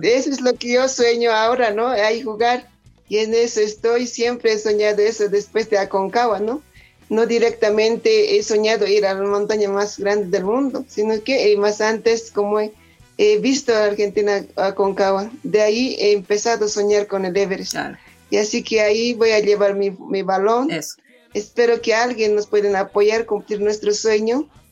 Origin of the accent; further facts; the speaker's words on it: Chucura, La Paz, Bolivia; now in El Alto, Bolivia; en mi pueblo